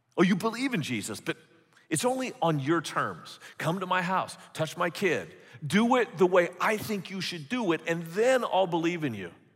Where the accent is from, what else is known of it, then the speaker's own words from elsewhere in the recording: California, United States; moved away as an adult; also born or lived in San Antonio, Texas; I grew up in California